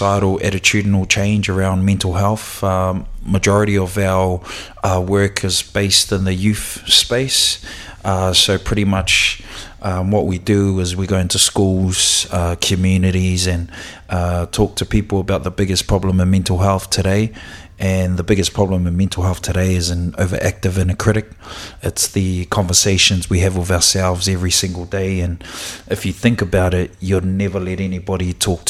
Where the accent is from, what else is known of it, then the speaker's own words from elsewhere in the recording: Auckland, New Zealand; I was born and raised out in West Auckland, Te Atatū, south.